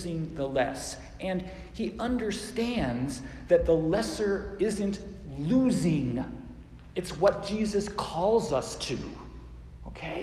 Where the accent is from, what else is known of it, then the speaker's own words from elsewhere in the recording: Phoenix, Arizona, United States; When I was a kid growing up in Phoenix